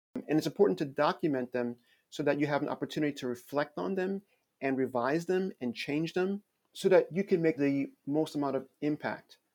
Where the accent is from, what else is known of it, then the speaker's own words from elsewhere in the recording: Long Island, New York, United States; also born or lived in Queens, New York / Haiti (ancestry); I grew up in New York. Actually, I was born in Queens. My family is originally from Haiti, and so I grew up with many other immigrant children out on Long Island.